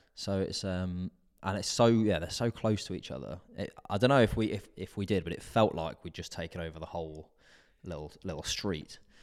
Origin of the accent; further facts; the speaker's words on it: United Kingdom; being British